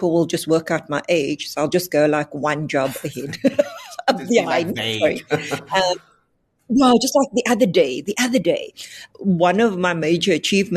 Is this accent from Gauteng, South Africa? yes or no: no; Cape Town, Western Cape, South Africa; I come from the Cape Flats.